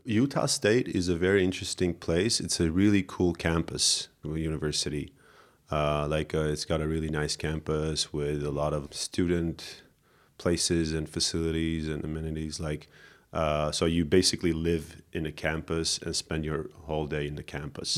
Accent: Yerevan, Armenia; I grew up here in Yerevan

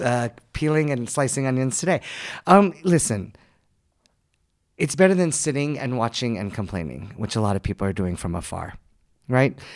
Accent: United States; moved away as an adult; now in Armenia; I'm someone who was born and raised in the United States

